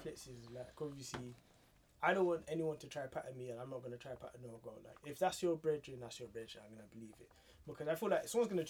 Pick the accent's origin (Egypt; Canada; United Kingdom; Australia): United Kingdom; I'm from the UK.